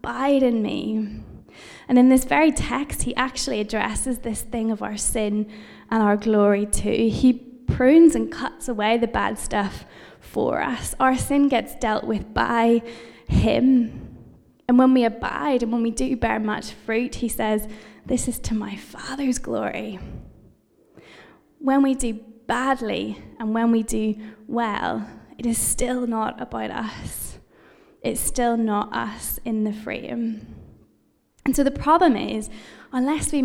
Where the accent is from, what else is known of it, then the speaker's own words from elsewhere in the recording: United Kingdom; I'm British